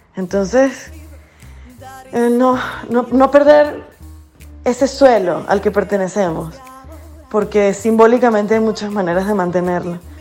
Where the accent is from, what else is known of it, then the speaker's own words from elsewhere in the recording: Venezuela; moved away; yo soy parte de este, este exilio forzoso